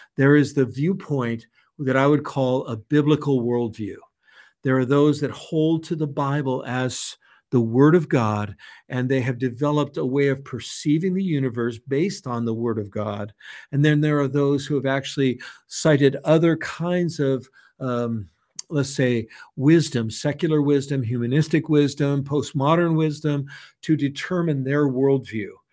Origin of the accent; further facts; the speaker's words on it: San Francisco, California, United States; I was raised in San Francisco by hippie parents